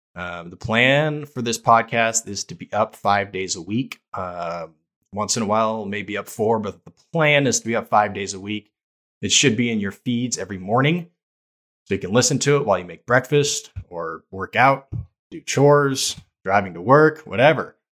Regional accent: Bay Area, California, United States; moved away; I played basketball my whole life growing up in the Bay Area

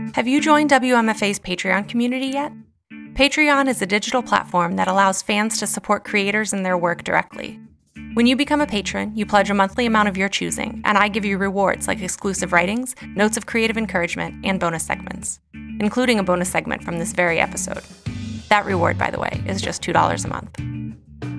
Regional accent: West Virginia, United States; my home state and of Appalachia

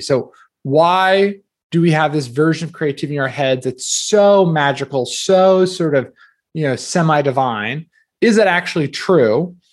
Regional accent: New Jersey, United States; I grew up in New Jersey

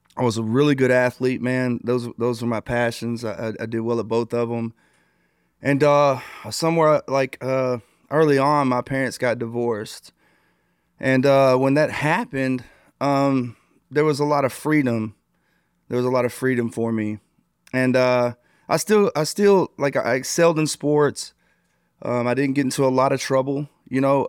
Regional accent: New Boston, Texas, United States; also born or lived in Arkansas; I'm originally from a small town in New Bos-, uh, in Texas called New Boston.

